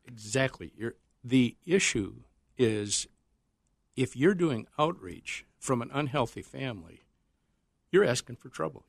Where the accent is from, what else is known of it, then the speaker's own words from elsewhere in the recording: Northern South Dakota, United States; moved away; When I was growing up in North, Northern South Dakota